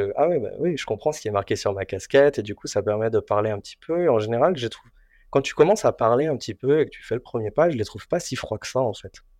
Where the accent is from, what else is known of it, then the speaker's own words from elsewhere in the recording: France; moved away as an adult; also born or lived in South Korea / Japan / Singapore; now in Taiwan; je suis français, coréen, taïwanais